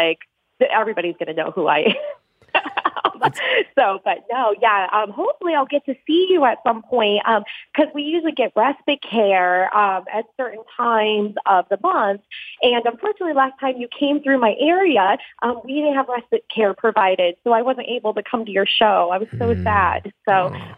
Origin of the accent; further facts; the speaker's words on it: Fort Collins, Colorado, United States; I was from the Fort Collins area